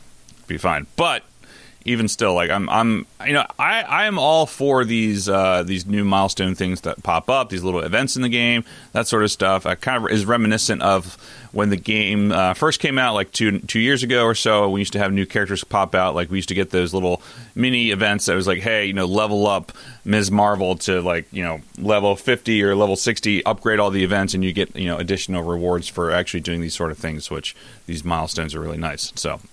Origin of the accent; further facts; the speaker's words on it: New York, United States; I'm a New Yorker.